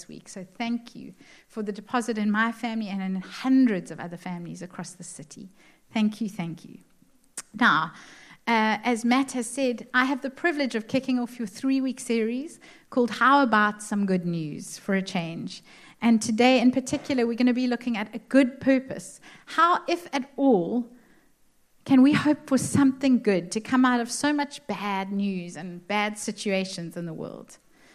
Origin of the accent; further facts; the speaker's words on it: Cape Town, Western Cape, South Africa; my husband and our five kids, we hail from Cape Town.